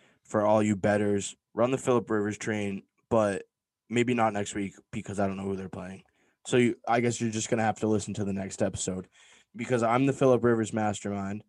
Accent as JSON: {"language": "English", "region": "Massachusetts", "country": "United States", "said": "We're from Mass."}